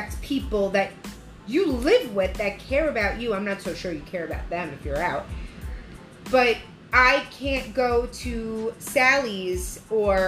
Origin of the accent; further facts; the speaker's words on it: United States; We're American.